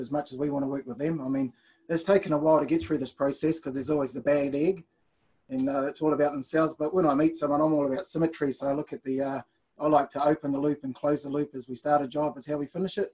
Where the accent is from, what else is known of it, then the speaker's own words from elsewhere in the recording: Blenheim, Marlborough, New Zealand; moved away as an adult; also born or lived in Auckland, New Zealand; now in Australia; originally I was from Auckland, and then at the age of 5, headed down to Blenheim, where I did my building apprenticeship